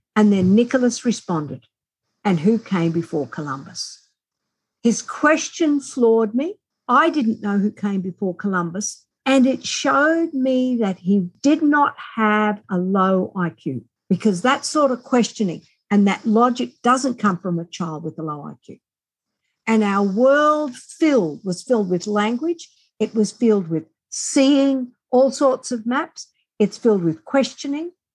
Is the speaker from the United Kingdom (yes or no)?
no; Australia; accent: Australian; as we are Australian, as you most likely hear my accent